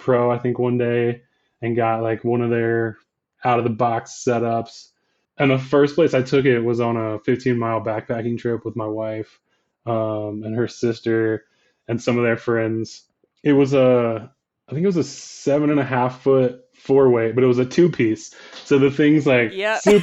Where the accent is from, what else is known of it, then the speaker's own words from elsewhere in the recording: Virginia, United States; I was born and raised in Virginia in kind of like the heart of the Blue Ridge Mountains